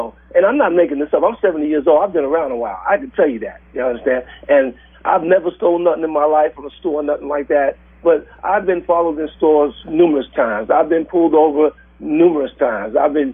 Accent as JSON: {"language": "English", "region": "New York", "country": "United States", "tie": "born or raised there", "moved": "yes", "lives_now": "Redmond, United States", "said": "when I was growing up in New York"}